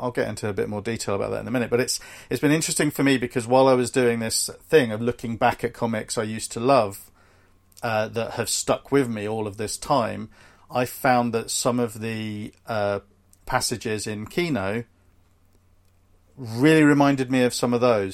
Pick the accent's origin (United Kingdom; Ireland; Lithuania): United Kingdom; We're both British